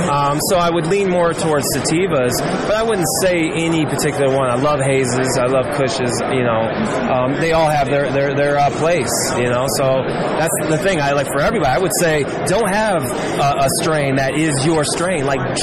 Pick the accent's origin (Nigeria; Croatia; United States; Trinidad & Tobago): United States; Illinois; plus from where I came from Illinois, we didn't have a lot of selection.